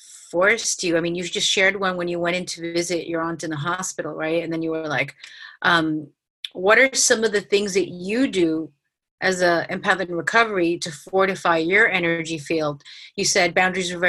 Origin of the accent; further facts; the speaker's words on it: New York City, New York, United States; growing up in New York City, like I've been living on my own in New York City since I'm 21